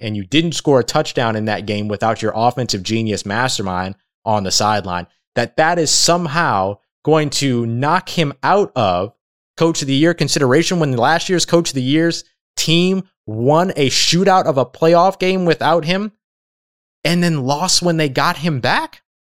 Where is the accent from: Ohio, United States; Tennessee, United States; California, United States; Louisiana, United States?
Louisiana, United States; I have Louisiana ties and I'm from Louisiana